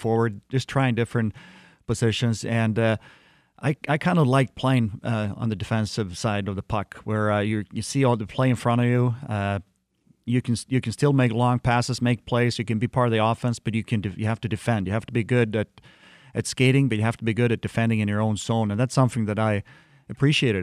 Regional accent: Sweden; moved away as an adult; also born or lived in Detroit area, Michigan; as a little kid, uh, growing up in Sweden

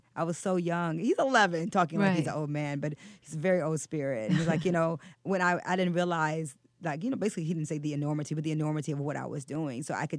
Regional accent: New York, United States; I'm a New Yorker.

